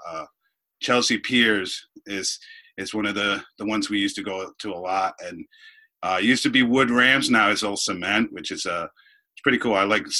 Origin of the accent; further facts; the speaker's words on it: Dominican Republic; Well, I was born in the Dominican Republic, which is obviously an island in the Caribbean.